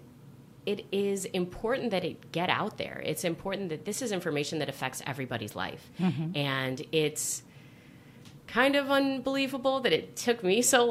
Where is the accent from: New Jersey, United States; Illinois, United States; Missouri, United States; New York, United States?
Illinois, United States; Chicago; I'm a Chicagoan